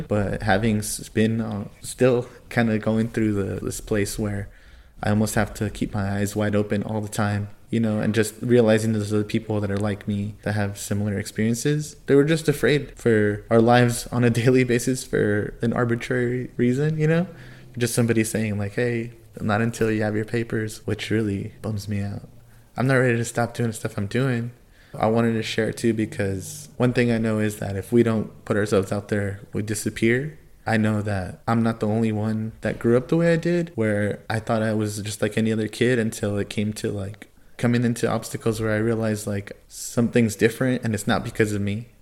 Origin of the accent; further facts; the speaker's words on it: California, United States; I grew up in California